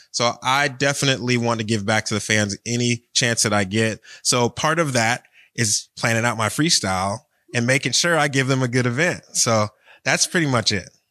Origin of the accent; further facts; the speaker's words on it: Cleveland, Ohio, United States; now in Florida, United States; I've actually lived in Florida longer than I was born and raised in Cleveland